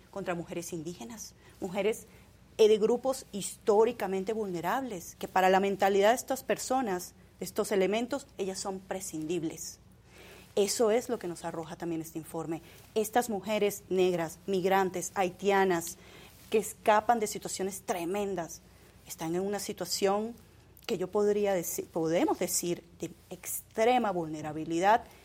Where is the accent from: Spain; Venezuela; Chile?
Venezuela; Venezuela. Venezuela. Eh, y, bueno, también soy colombo-venezolana.